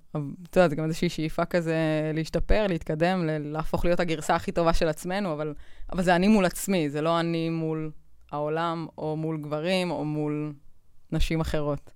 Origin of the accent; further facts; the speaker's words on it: Israel; אנחנו בישראל